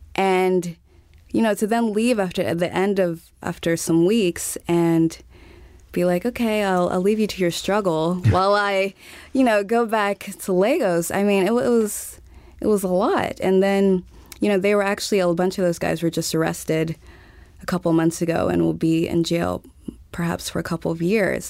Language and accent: English; Montgomery, Alabama, United States; moved away as an adult; also born or lived in Texas / Uganda / Kenya / Nigeria; I was born in Texas and grew up in Alabama